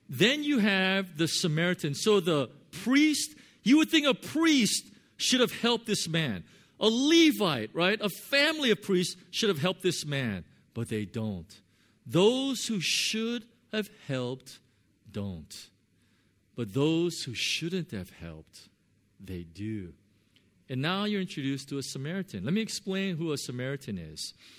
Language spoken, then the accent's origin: English; Southern California, United States; now in Hong Kong; I'm from Southern California.